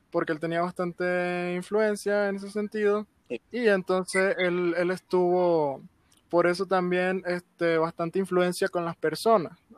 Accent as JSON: {"language": "Spanish", "country": "El Salvador", "said": "De hecho, aquí en mi país, en El Salvador"}